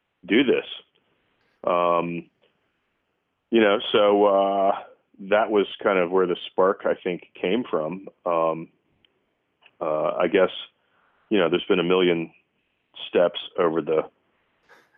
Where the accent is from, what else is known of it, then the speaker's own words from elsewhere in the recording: Virginia Beach, Virginia, United States; I'm from Virginia Beach